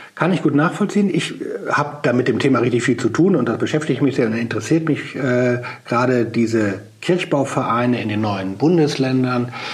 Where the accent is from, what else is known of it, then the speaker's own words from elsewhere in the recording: Germany; bei uns in Deutschland